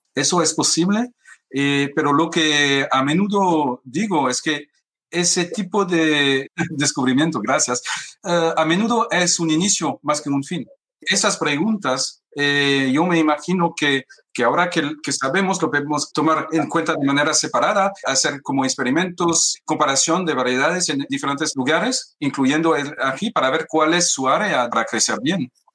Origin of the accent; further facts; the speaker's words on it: France; lo siento mucho como francés